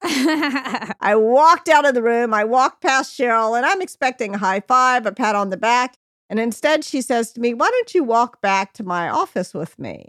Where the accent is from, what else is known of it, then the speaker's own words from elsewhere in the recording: Memphis, Tennessee, United States; also born or lived in New York; now in California, United States; fly home to Memphis, be with your family